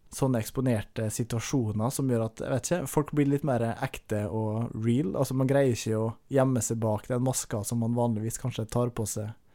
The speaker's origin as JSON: {"language": "Norwegian", "town": "Averøy", "region": "Møre og Romsdal", "country": "Norway", "said": "jeg er fra Averøya. Uh, Utafor Kristiansund, så Nordmøre"}